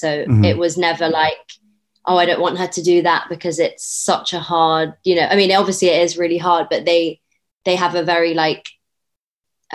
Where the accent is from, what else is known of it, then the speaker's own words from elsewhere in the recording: London, United Kingdom; I was born and raised in West London.